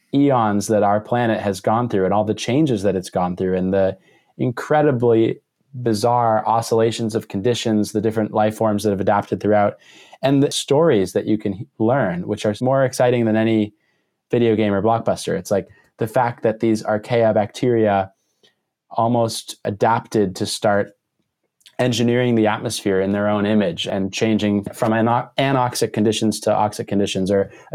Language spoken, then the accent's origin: English; Maine, United States; I grew up in Maine, which is, you know, the extreme northeast corner of the U.S., and I grew up in a 14-acre woodlot that used to be the woodlot for a farm